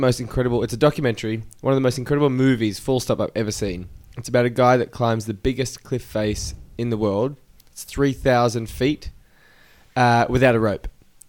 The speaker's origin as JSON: {"language": "English", "country": "Australia", "said": "I'm from Australia. Most of you, maybe you don't know, but I'm from Australia."}